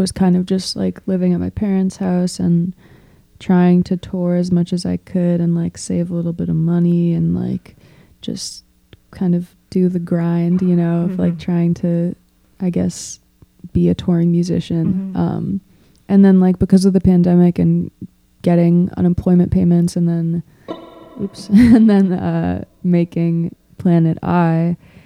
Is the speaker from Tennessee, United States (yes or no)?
no; Boston, Massachusetts, United States; moved away as an adult; also born or lived in Iowa; now in Chicago, United States; after growing up in Boston, like moving to rural Iowa felt pretty crazy